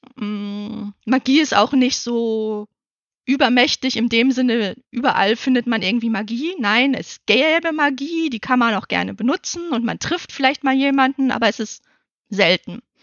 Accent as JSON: {"language": "German", "region": "Northern Germany", "country": "Germany", "said": "Ich als Norddeutsche"}